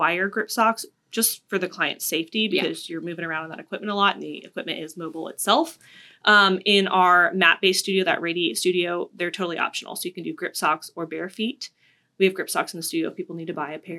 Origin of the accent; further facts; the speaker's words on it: Florida, United States; now in Columbia, United States; I'm from Florida